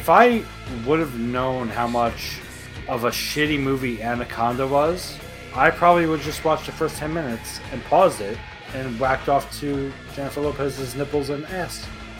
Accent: Paraguay; Even though I'm not from Portugal, I'm from Paraguay.

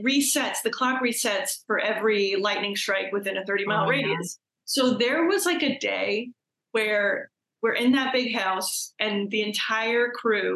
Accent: New York City, New York, United States; I'm from New York. I like to think that I'm really tough. You know, I'm a New Yorker. I'm from Brooklyn

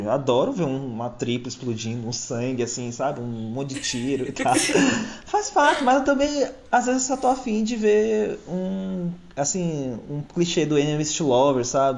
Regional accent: Bahia, Brazil; also born or lived in São Paulo; nasci em São Paulo, cresci na Bahia.

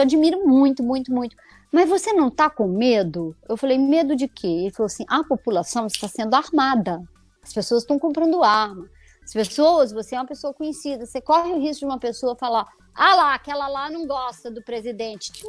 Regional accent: Conselheiro Lafaiete, Minas Gerais, Brazil; moved away as an adult; also born or lived in Belo Horizonte; now in São Paulo, Brazil; é a cidade onde eu nasci

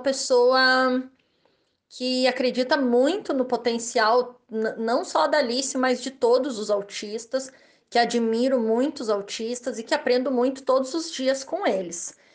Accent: Rio Grande do Sul, Brazil; eu sou gaúcha

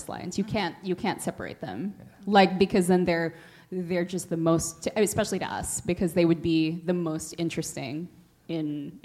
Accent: South San Francisco, California, United States; I grew up around here, I'm from South San Francisco

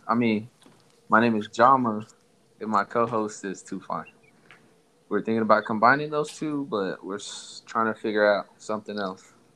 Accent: Somalia; moved away; also born or lived in Texas; I'm from Somalia

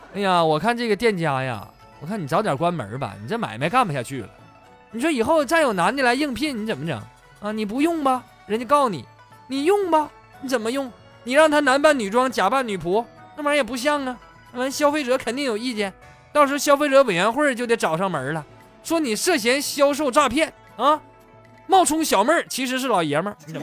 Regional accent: Northeast China, China; 就是我是东北人呐，这粤语不太标准

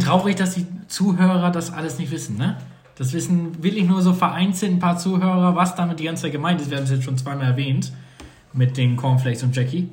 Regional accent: North Sea coast, Northern Germany, Germany; now in southern Germany; da wo ich herkomme, wie ich von der Nordsee aus einem eher Dorf

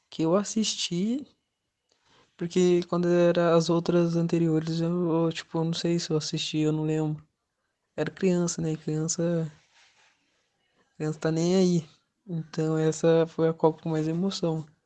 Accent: Brazil; nós brasileiros

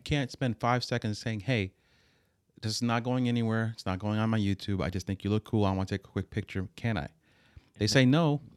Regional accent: Hoboken, New Jersey, United States; we grew up in Hoboken

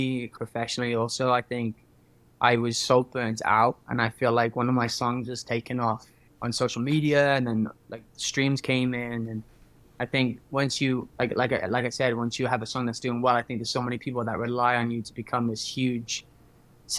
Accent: Cardiff, Wales, United Kingdom; now in Los Angeles, United States; I am from Cardiff in Wales, currently living in Los Angeles as a singer

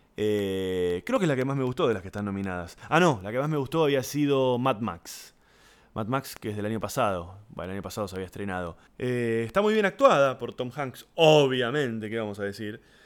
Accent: Argentina; los que somos de Argentina, Uruguay, Chile

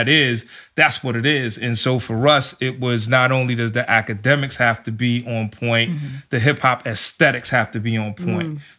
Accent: New York, United States; I grew up in New York

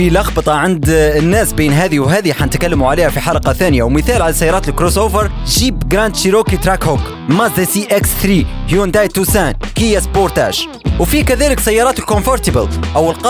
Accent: Libya; عندنا في ليبيا

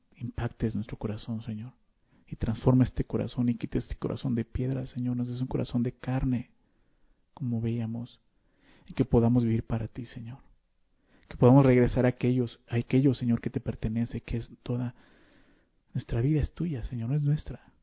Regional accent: Mexico; Nosotros como ciudadanos mexicanos tenemos obligaciones

